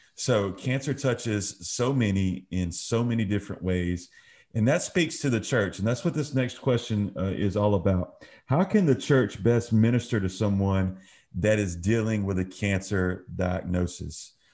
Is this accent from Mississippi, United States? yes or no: yes; Brookhaven, Mississippi, United States; where we grew up in the Brookhaven area